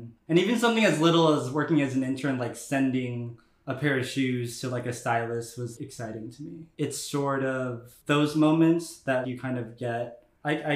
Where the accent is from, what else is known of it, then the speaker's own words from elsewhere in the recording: Bay Area, California, United States; moved away as an adult; now in Brooklyn, United States; I'm from the Bay Area. I've been living in Brooklyn, New York for the past year and a half